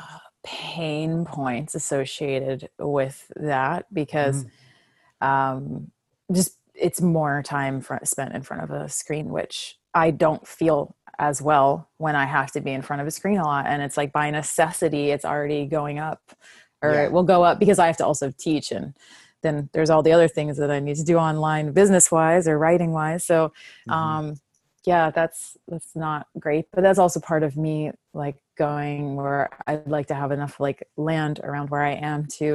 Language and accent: English; Virginia Beach, Virginia, United States; moved away as an adult; also born or lived in Miami / New York; I grew up in Virginia Beach and I started dancing as a young child